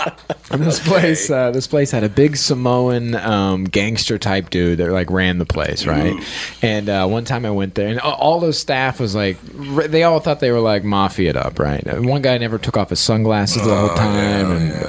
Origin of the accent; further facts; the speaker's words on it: Marion, Ohio, United States; where I grew up in Marion, Ohio, we are known for the Popcorn Festival.